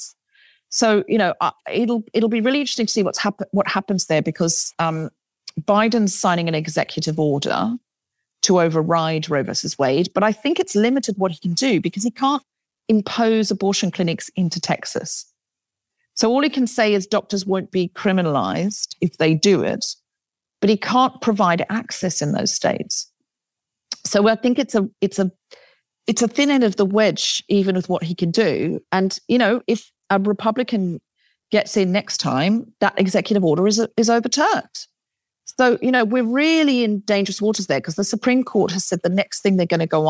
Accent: Queensland, Australia; now in London, United Kingdom; I grew up in Queensland

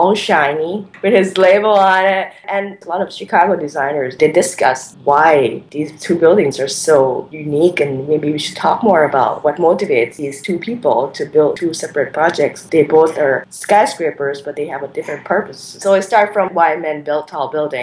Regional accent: Thailand; I was growing up in Thailand

